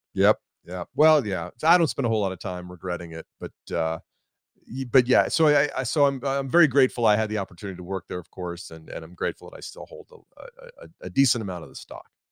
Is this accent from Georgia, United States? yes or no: yes; Atlanta, Georgia, United States; I'm, I'm from Atlanta, and I live in Atlanta now